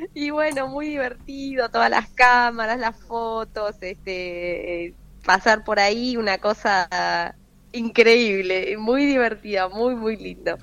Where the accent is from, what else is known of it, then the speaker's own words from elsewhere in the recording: Buenos Aires, Argentina; moved away as an adult; now in Franklin, United States; mi tierra